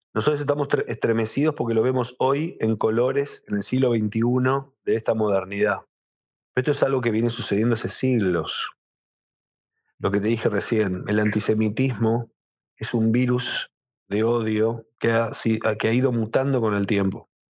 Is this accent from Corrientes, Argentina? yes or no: no; Buenos Aires, Argentina; yo nací, en Buenos Aires, al igual que mis padres, al igual que mis hijos, al igual que mis nietos somos argentinos